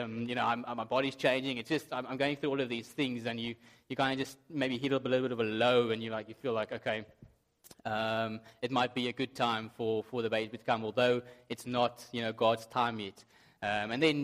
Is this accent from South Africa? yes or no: yes; South Africa; moved away; I have been told that sometimes my accent's difficult to understand.